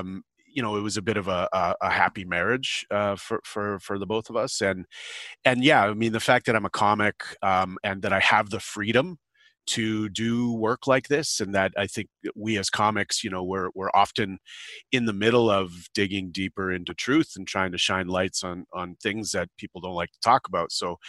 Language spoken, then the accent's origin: English; Thunder Bay, Ontario, Canada; And because that's home, for me, and I grew up around Thunder Bay.